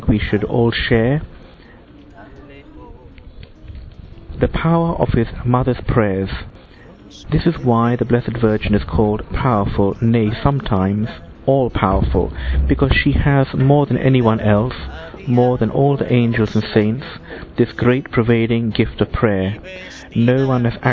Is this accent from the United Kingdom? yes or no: yes; London, United Kingdom; now in Melo, Uruguay; I'm actually a Londoner